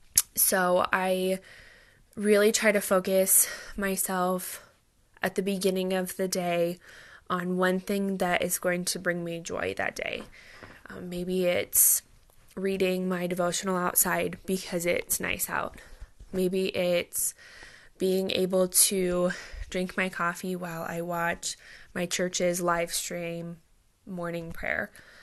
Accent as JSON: {"language": "English", "town": "Fremont", "region": "Nebraska", "country": "United States", "lives_now": "Lincoln, United States", "said": "I am originally from Fremont, Nebraska, but now I live and work in Lincoln, Nebraska with my husband, Nathan."}